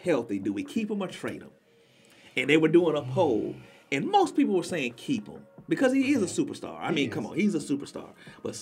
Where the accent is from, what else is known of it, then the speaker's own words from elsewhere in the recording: Columbia, South Carolina, United States; I'm from Columbia, South Carolina